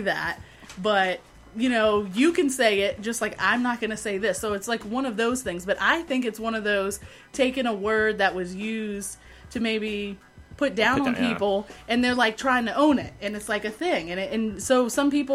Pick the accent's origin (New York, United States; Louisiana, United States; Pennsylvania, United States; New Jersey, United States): Louisiana, United States; just outside of New Orleans; I am born and raised in Louisiana, just outside of New Orleans